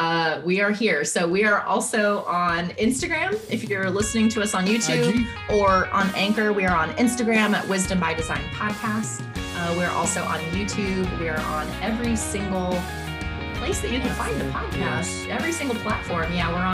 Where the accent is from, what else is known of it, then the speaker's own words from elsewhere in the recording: Texas, United States; moved away; I'm from Texas. I've lived in Texas like 0% of my life.